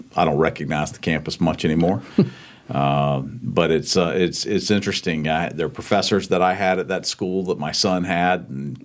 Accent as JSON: {"language": "English", "town": "Charlotte", "region": "North Carolina", "country": "United States", "tie": "born or raised there", "said": "Grew up in Charlotte. My father's from Charlotte, but both sides of family are from North Carolina. We moved around the Charlotte area a bit, but it's home for me."}